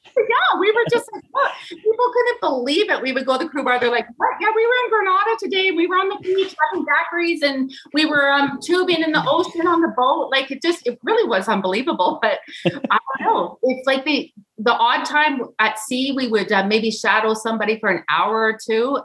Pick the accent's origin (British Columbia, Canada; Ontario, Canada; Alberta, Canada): British Columbia, Canada; Kelowna; I'm from Canada.